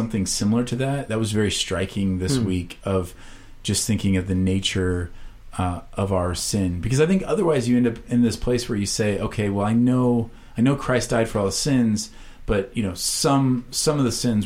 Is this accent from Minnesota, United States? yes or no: no; Iowa, United States; moved away; I was from Iowa